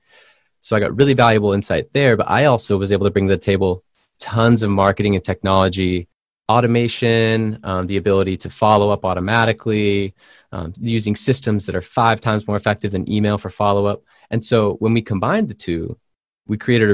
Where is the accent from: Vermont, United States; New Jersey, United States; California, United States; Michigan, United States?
California, United States; San Diego; from my hometown, California. I'm from San Diego.